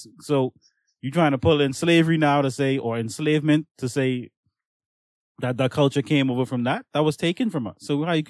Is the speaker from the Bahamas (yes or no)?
yes; Bahamas; We was born in the Bahamas. My mommy was born here. My grammy was born here. What you talking about? We's Bahamian. And I use that word loosely. We is, because that's the way we talk.